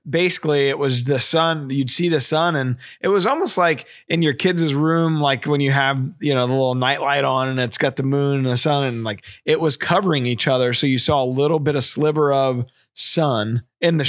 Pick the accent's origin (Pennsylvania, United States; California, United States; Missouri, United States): Missouri, United States; Bloomsdale; We're from Bloomsdale